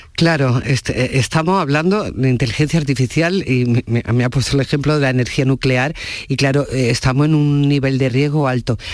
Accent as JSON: {"language": "Spanish", "area": "province of Jaén", "region": "Andalusia", "country": "Spain", "said": "yo también soy de la provincia de Jaén"}